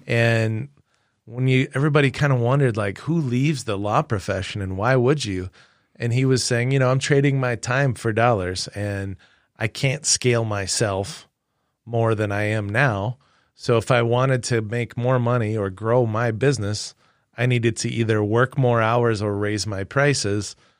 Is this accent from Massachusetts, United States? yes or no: no; Webster, South Dakota, United States; born or raised there; moved away